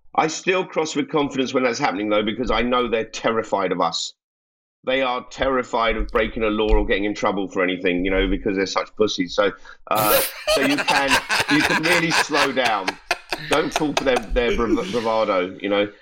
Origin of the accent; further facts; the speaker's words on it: London, United Kingdom; I'm a Londoner